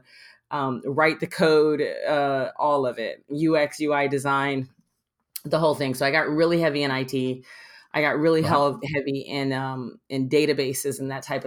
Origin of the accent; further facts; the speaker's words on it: Miami, Florida, United States; I was born in Miami